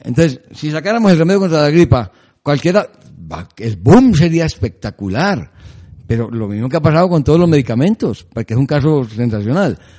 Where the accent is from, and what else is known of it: Colombia